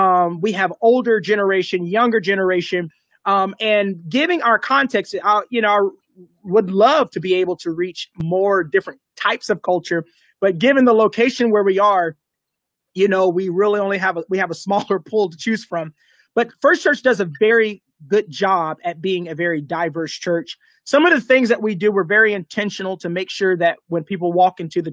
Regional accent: Lawton, Oklahoma, United States; also born or lived in Kentucky; I grew up on Lawton Fort Sill base. My dad was Army. He was a drill sergeant. So I grew up. I'm an Army brat. Oklahoma. I've grown up in Kentucky. I've grown up from all over.

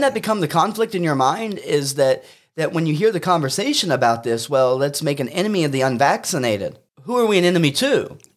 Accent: United States; as an American Christian

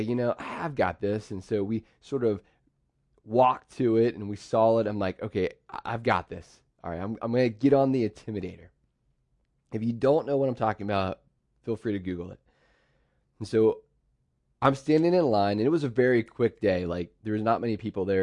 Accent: central Pennsylvania, United States; also born or lived in Pittsburgh, Pennsylvania; My dad moved us over to central P A.

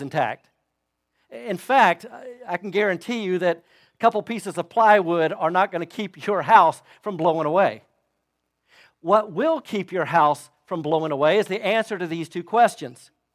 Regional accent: Florida, United States; moved away; I grew up in Florida

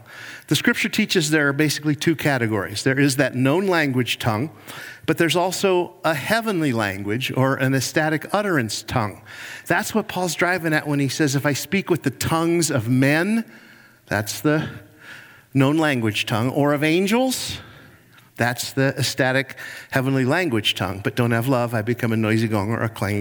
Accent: Cleveland, Ohio, United States; I'm from Cleveland, Ohio, and I'm a Browns fan

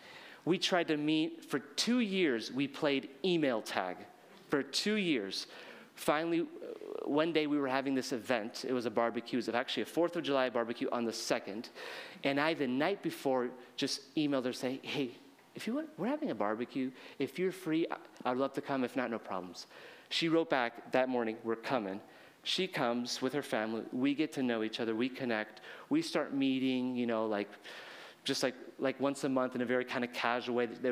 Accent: Chile; I was raised in Chile. I'm speaking more Spanish in Japan than I've spoken anywhere else

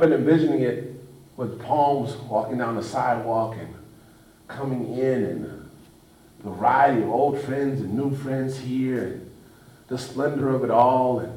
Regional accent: Los Angeles, California, United States; Growing up in Los Angeles

